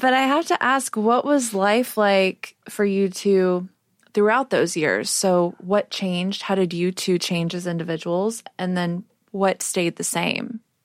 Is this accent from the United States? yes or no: yes; Texas, United States; now in New York City, United States; I grew up in Texas